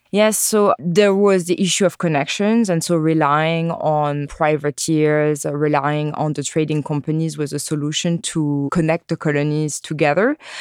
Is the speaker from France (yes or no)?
yes; France; English is a second language; moved away as an adult; now in Texas, United States; I grew up in France, in the nineties and early year two thousands